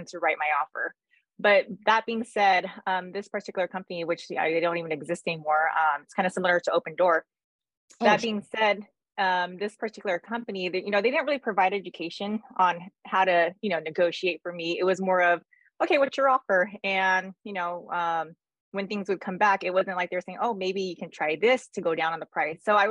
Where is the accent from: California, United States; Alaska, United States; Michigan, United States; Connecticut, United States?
California, United States; I was born and raised in California. I'm here in Southern California.